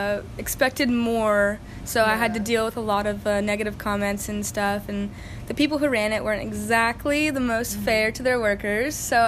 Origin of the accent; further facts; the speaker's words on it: Washington, United States; Sure, I'm from Washington State, and I'm going to college right now